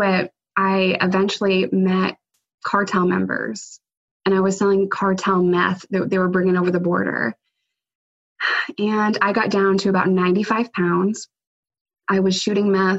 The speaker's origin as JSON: {"language": "English", "region": "New York", "country": "United States", "said": "I'm a New Yorker"}